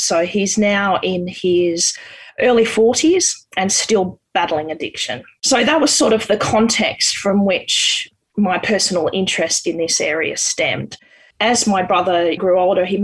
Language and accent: English; Canberra, Australian Capital Territory, Australia; I grew up in Canberra.